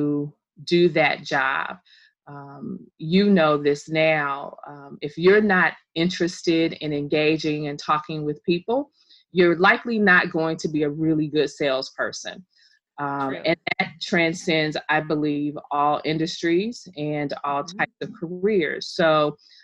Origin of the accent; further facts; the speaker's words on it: Indiana, United States; also born or lived in Bloomington, Indiana; I am from Indiana